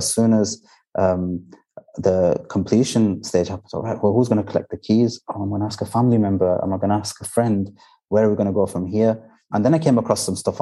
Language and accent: English; Bradford, Yorkshire and the Humber, United Kingdom; moved away as an adult; now in Dubai, United Arab Emirates; I'm from Bradford and because I'm very familiar with the area